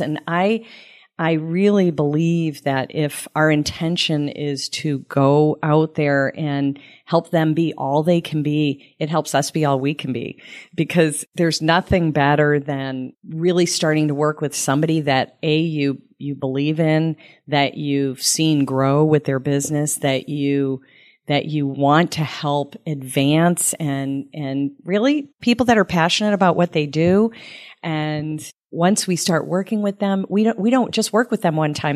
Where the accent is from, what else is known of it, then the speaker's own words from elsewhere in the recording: Sterling, Massachusetts, United States; also born or lived in Phoenix; now in Tampa, United States; I grew up in Massachusetts, and, um, actually a small town, Sterling, Mass, outside of Boston